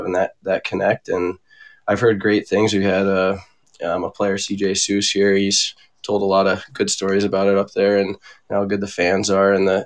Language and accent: English; Arizona, United States; moved away as an adult; now in Minnesota, United States; it was definitely different growing up in Arizona, especially when we were young.